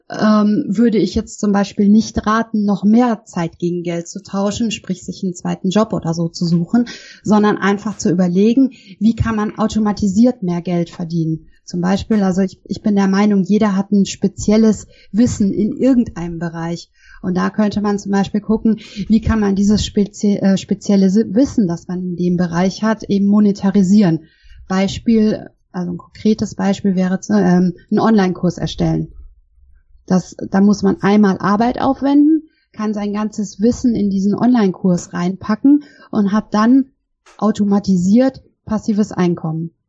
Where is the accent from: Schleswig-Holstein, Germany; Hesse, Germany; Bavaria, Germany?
Bavaria, Germany; born there; Ähm, ja, wo komme ich her? Also, ich bin in Bayern geboren und habe ursprünglich Jura studiert